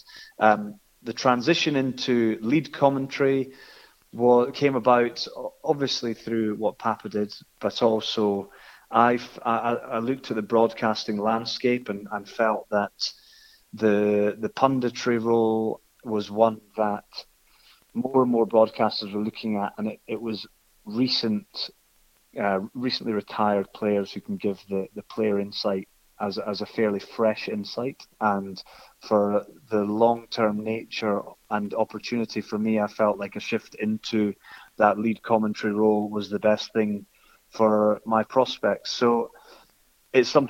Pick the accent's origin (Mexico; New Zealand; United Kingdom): United Kingdom; Scotland; accent: Scottish; I've got a Scottish accent. People know that I'm Scottish